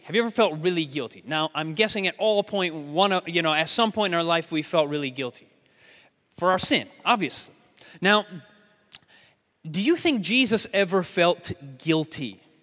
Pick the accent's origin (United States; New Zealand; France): United States; I'm not from Austria. I'm obviously from the States